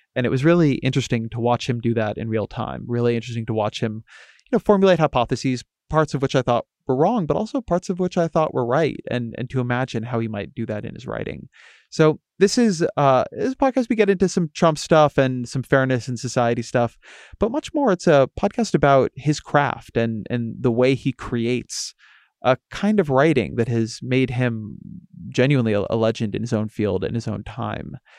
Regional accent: California, United States; I'm from California

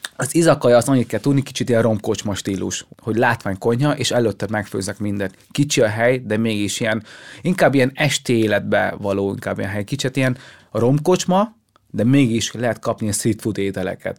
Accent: Hungary; also born or lived in Vietnam; amikor ide kerültünk Magyarországra

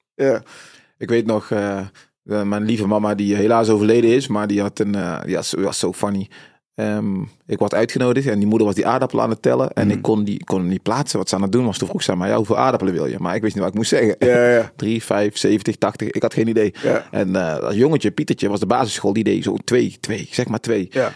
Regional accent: North Brabant, Netherlands; also born or lived in Suriname / Tilburg-Noord; woonachtig in Brabant, op, eh, eh, geboren in Suriname, gevlucht uit Suriname, vluchtelingenkamp gezeten, in Nederland aangekomen

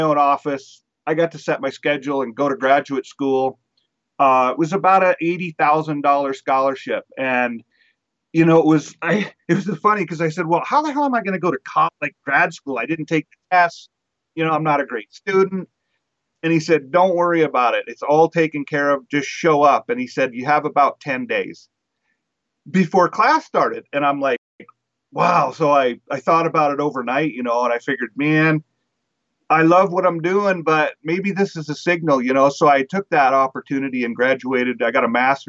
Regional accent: Walla Walla, Washington, United States; I was born in Walla Walla, Washington, and spent a lot of time in that part of the world.

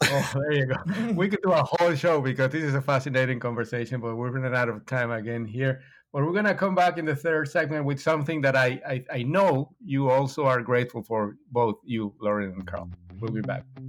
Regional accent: Mexico; I'm from Mexico

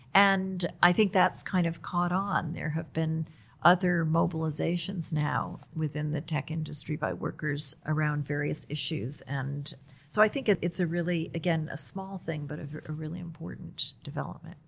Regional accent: United States; I'm from the United States

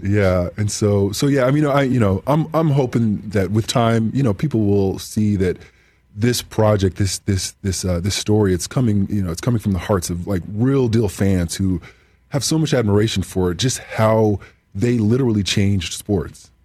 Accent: Southern California, United States; growing up in Southern Southern California

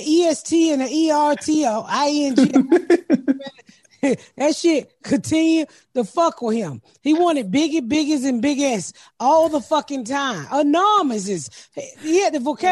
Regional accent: United States; as an American

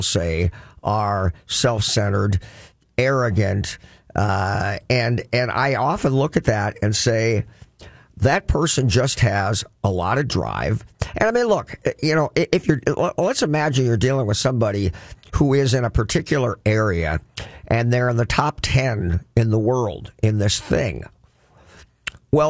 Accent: Crookston, Minnesota, United States; I grew up in Crookston, Minnesota, and that's flat farmland as far as you can see

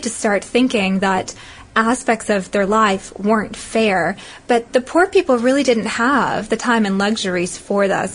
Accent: the South, United States; I'm from the South

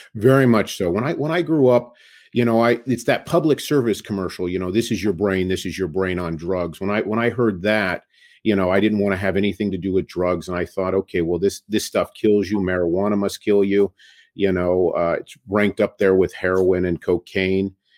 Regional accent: Sacramento, California, United States; also born or lived in Bay Area, California; Sacramento, California. Grew up in Northern California

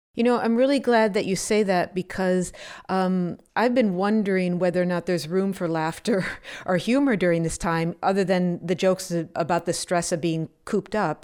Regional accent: Wisconsin, United States; I grew up in Wisconsin and in the seventies and the early eighties.

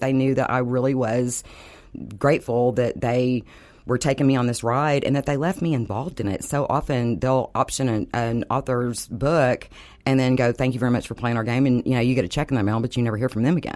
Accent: Dallas, Texas, United States; When I grew up here, if you didn't live between Preston and Hillcrest, you were in the ghetto section.

